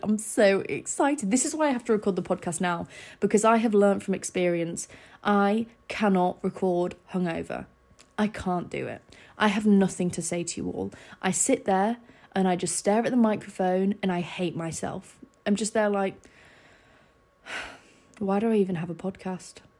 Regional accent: Scarborough, Yorkshire and the Humber, United Kingdom; born or raised there; moved away

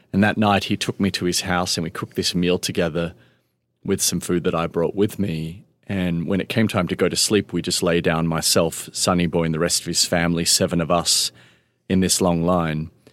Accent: Melbourne, Victoria, Australia; I grew up in Melbourne, Australia

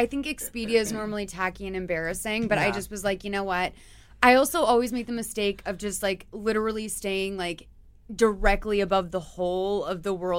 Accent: Boston, Massachusetts, United States; moved away as an adult; now in Los Angeles, United States; From Boston, from Massachusetts.

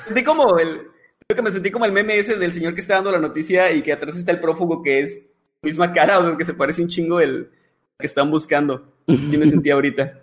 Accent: northern Mexico, Mexico; como buenos norteños

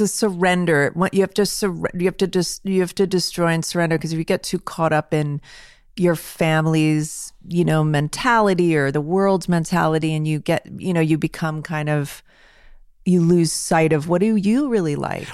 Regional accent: Los Angeles, California, United States; I grew up in Hollywood

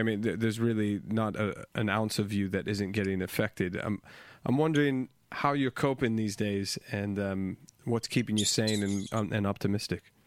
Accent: United States; now in London, United Kingdom; I'm an American in in London

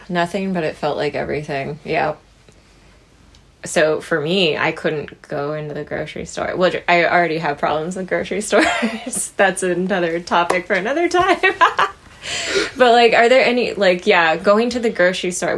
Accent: Midwest, United States; we grew up in the Midwest.

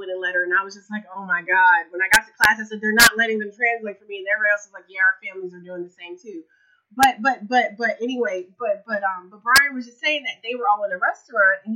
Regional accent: United States; I'm American

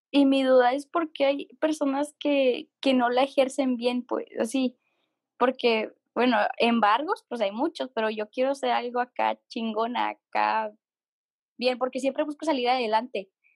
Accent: Mexico; now in Monterrey, Mexico; soy de México

